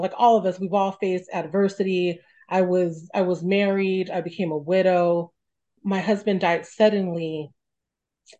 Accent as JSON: {"language": "English", "town": "Stockton", "region": "California", "country": "United States", "tie": "born or raised there", "said": "I grew up in Stockton, came from a very humble background"}